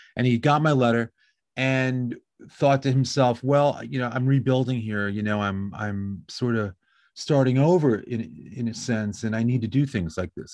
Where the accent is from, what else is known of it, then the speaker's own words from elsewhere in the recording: Westchester County, New York, United States; now in Long Beach, United States; I grew up in New York, about an hour north of New York City in a place called Westchester County